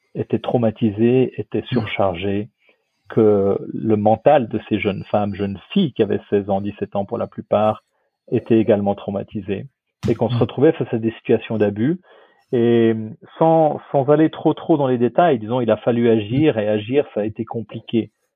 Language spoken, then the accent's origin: French; Switzerland; je suis suisse quelque part